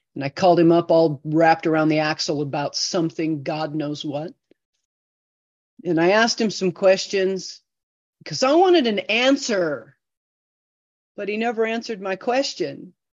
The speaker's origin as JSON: {"language": "English", "country": "United States", "tie": "born or raised there", "also_born_or_lived": "Idaho", "said": "I grew up in Iowa."}